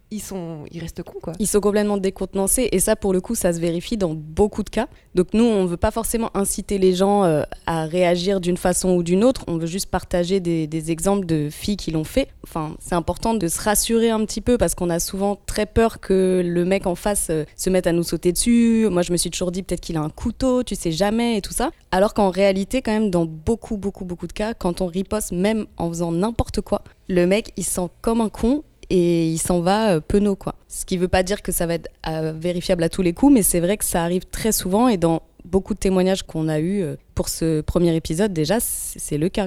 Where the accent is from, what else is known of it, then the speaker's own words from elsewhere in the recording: Paris, Île-de-France, France; moved away as an adult; now in Marseille, France; je suis parisienne récemment arrivée à Marseille